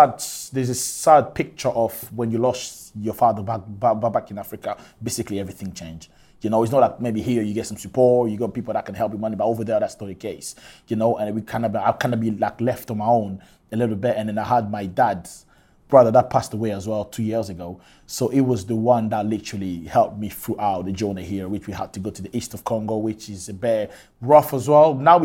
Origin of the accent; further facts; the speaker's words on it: Scotland, United Kingdom; Yes. I grew up in Scotland. You know what I mean? I live in Scotland literally all my life.